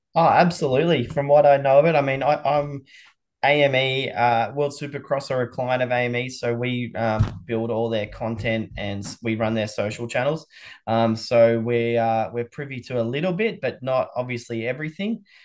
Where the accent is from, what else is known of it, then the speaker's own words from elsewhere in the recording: Australia; as an Australian